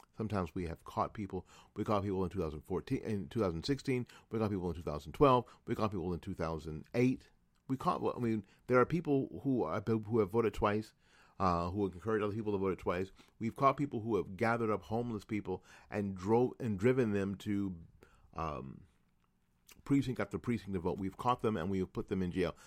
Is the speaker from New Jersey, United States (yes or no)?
yes; New Jersey, United States; moved away; also born or lived in Tallahassee / Jacksonville / Orange Park; my home state of New Jersey. Now, I say that only 'cause I was born there. Uh, I've lived all my adult life here.